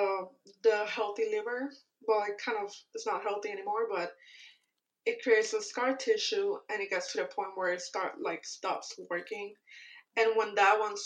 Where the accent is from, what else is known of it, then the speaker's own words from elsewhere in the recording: Puerto Rico; moved away as an adult; I'm from Puerto Rico. I just recently moved here a year ago